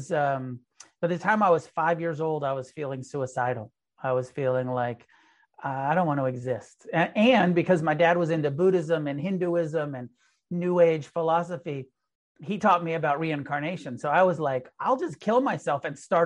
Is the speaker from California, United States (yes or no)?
yes; Humboldt, California, United States; I was born in Humboldt, you know, up in the weed growing capital